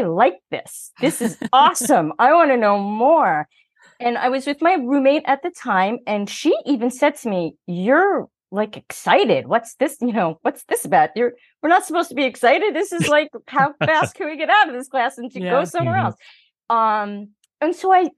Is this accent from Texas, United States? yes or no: no; New York City, New York, United States; I'm from Queens